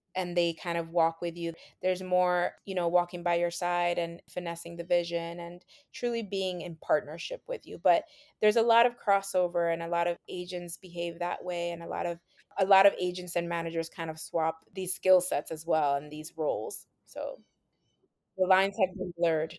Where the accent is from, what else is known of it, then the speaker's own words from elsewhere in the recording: New York City, New York, United States; being Latina growing up in New York City